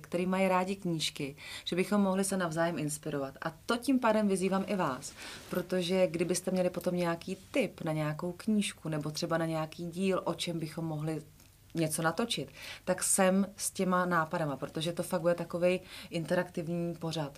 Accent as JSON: {"language": "Czech", "town": "Votice", "region": "Central Bohemian Region", "country": "Czechia", "said": "Já totiž jsem z Votic"}